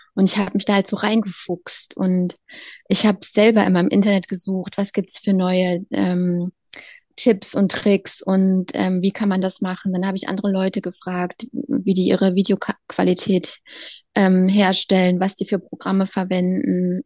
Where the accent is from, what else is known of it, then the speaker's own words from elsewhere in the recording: Leipzig, Saxony, Germany; moved away as an adult; now in Berlin, Germany; Leipzig ist meine Heimatstadt